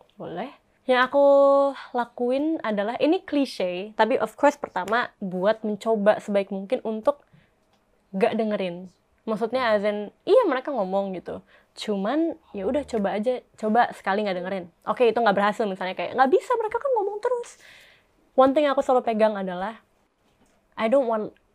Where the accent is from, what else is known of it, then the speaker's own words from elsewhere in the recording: Bandung, West Java, Indonesia; aku orang Bandung